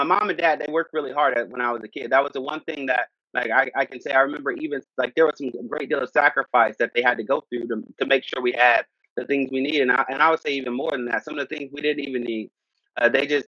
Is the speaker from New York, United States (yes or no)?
no; Akron, Ohio, United States; I grew up Akron, Ohio. That's where I'm from, kind of born and raised